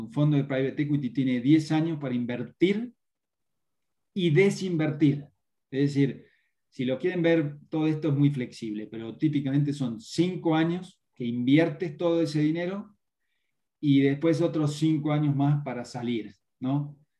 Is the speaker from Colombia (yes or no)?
no; Argentina; now in Mexico; Yo hablo así, nací en Argentina, pero hace 20 años que vivo acá, me, considero local